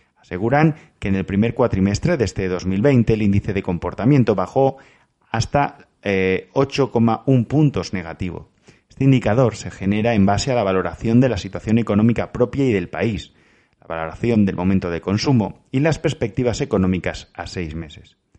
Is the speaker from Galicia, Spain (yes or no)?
no; Valencian Community, Spain; como valenciano